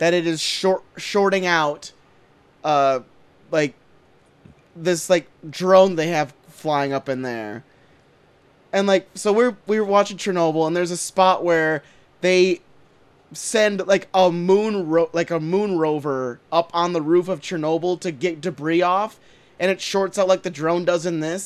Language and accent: English; United States; we're American